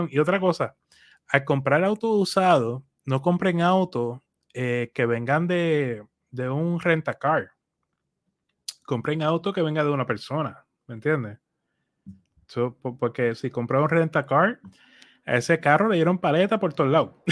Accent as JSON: {"language": "Spanish", "country": "Puerto Rico", "said": "soy boricua"}